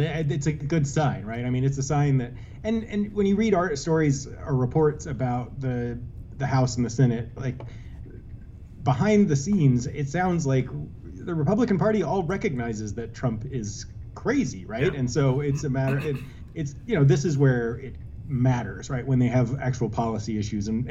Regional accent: Texas, United States; moved away; I'm from Texas originally

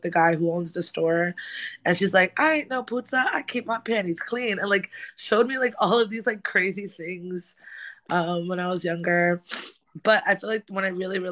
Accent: New York City, New York, United States; now in Brooklyn, United States; I'm from the South Bronx. Born and raised

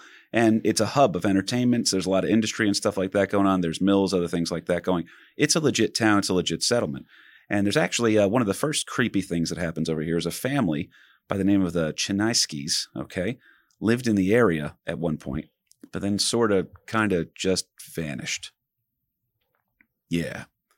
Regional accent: East Coast, United States; We hear ghost town, especially me growing up on the East Coast.

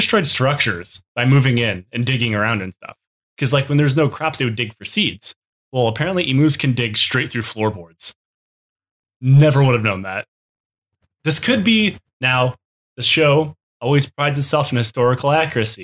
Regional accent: Michigan, United States; when I grew up in Michigan

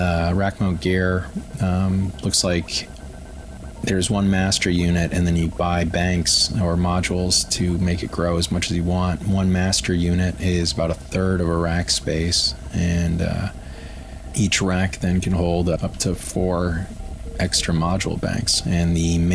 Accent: Aurora, Colorado, United States; I grew up in Denver, Aurora specifically

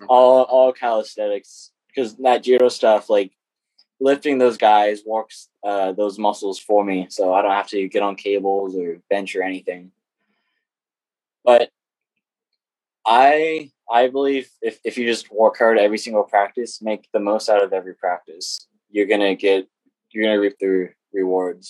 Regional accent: United States; I grew up in Caroline for my whole life.

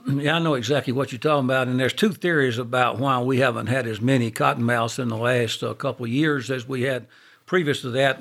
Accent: Monroe, Louisiana, United States; I'm from Monroe

